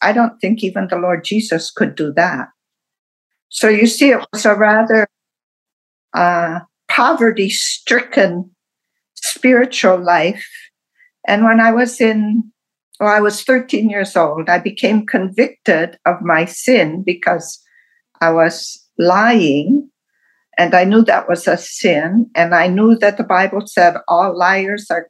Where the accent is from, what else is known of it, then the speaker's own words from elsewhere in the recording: Wisconsin, United States; I was born in Wisconsin, the middle child of five